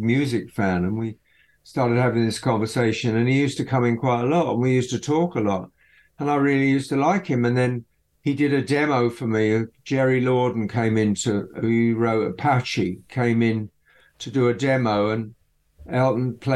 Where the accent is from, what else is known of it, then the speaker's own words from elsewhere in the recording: Eastbourne, South East England, United Kingdom; I grew up around there. I grew up in Eastbourne.